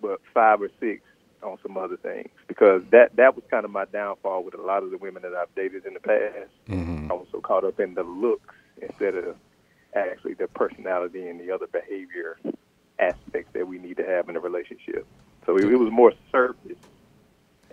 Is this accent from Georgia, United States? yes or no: yes; Georgia, United States; also born or lived in Atlanta, Georgia; now in Virginia, United States; I live in Virginia, but I'm from Georgia